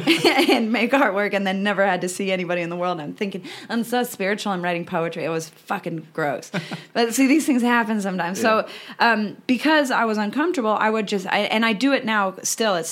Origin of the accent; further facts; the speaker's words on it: United States; now in Australia; I'm American